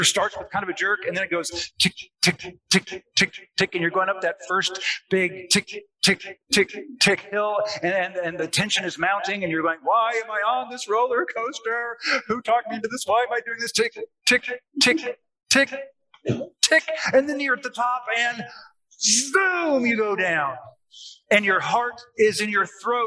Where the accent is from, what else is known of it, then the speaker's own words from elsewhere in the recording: Seattle, Washington, United States; now in Arkansas, United States; I'm from Seattle